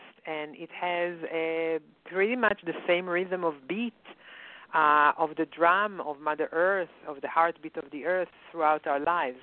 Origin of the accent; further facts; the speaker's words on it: Israel; moved away; when I grew up in Israel